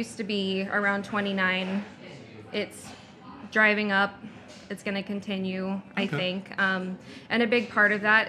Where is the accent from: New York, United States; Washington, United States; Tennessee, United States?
Washington, United States; Whatcom County; My husband and I are a great example of two people who were born and raised in Whatcom County, and we attended local colleges, and we were able to find jobs here.